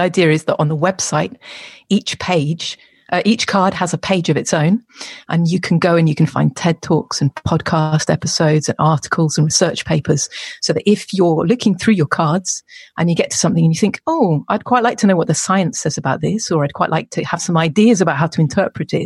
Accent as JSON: {"language": "English", "region": "England", "country": "United Kingdom"}